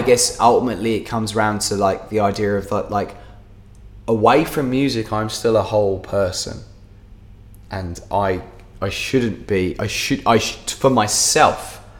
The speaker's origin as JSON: {"language": "English", "region": "England", "country": "United Kingdom", "moved": "yes", "lives_now": "Dubai, United Arab Emirates", "said": "As an English musician"}